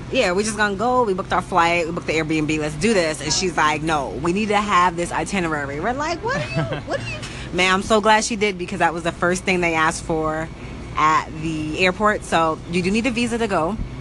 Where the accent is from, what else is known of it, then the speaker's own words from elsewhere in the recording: United States; We're American